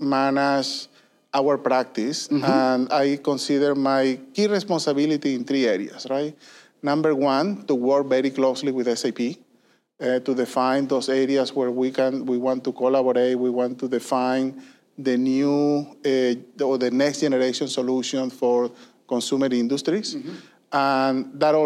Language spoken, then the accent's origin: English; Venezuela; moved away as an adult; also born or lived in Puerto Rico; I was born and raised in Venezuela